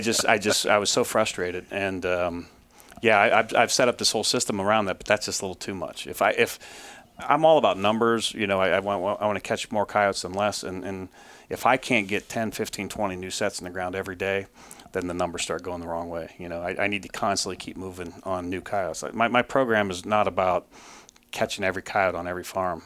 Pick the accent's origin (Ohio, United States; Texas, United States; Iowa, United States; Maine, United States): Ohio, United States; moved away as an adult; now in Syracuse, New York, United States; I grew up in Ohio